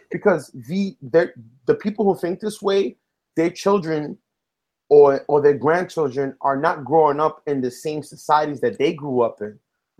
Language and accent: English; Bronx, New York, United States; accent: Bronx; I have to correct my Bronx